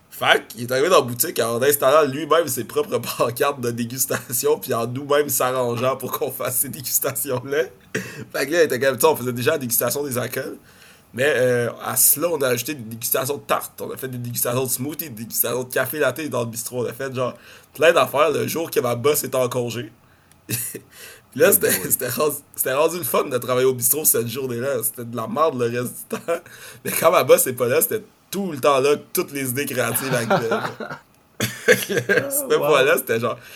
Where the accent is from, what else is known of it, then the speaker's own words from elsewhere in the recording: Montreal, Quebec, Canada; Je suis comme de, Montréal